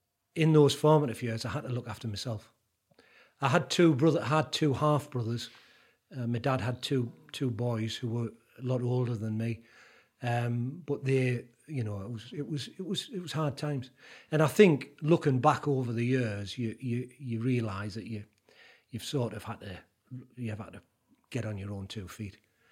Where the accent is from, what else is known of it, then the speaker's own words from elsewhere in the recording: Jarrow, North East England, United Kingdom; I grew up in a place called Jarrow, which is on South Tyneside.